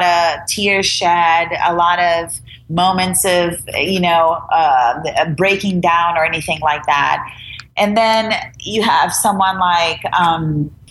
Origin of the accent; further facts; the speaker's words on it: Brazil; English is a second language; moved away as an adult; now in United States; I'm an immigrant. I'm from Brazil.